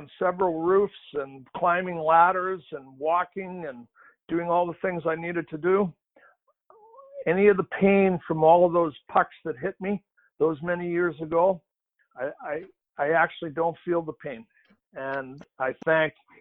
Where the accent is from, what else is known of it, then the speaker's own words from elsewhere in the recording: Boston, Massachusetts, United States; my hometown of Boston